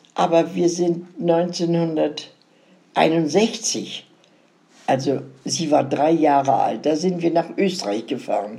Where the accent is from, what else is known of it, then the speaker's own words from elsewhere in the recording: Szczecin, West Pomeranian Voivodeship, Poland; moved away; in meine Heimatstadt nach Stettin